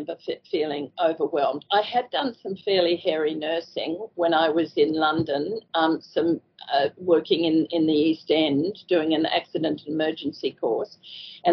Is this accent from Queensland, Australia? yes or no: yes; Toowoomba, Queensland, Australia; moved away as an adult; also born or lived in Kimberley / Brunette Downs; I was born in Toowoomba, I mean, it was a small country town at the time, and I did go to Pony Club